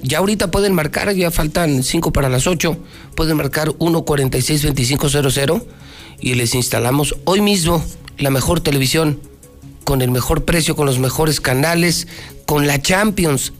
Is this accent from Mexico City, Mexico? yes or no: no; Aguascalientes, Mexico; soy de Aguascalientes